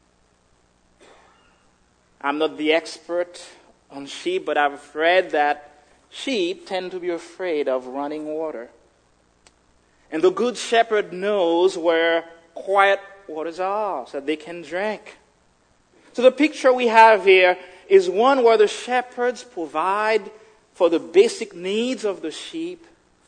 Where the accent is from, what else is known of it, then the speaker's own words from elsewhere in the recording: Haiti; moved away; growing up in Haiti, certain things that we had, and just the basic